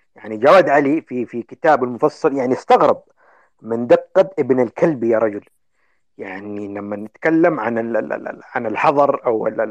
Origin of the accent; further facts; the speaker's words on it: Yemen; عندنا في اليمن